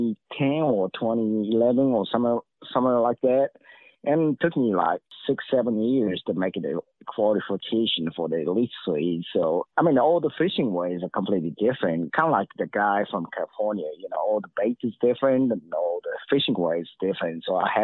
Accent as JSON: {"language": "English", "area": "Lake Biwa", "region": "Shiga", "country": "Japan", "tie": "born or raised there", "second_language": "English", "said": "we're from different part of the country. So he's grown up in the little canal in Elizabeth, and I grew up in Lake Biwa."}